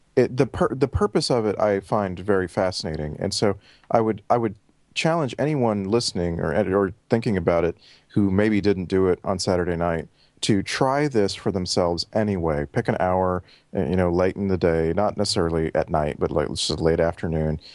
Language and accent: English; Texas, United States; moved away as an adult; now in Vancouver, Canada; thirty-five years in Texas, uh, the last, uh, year plus in Vancouver, British Columbia, Canada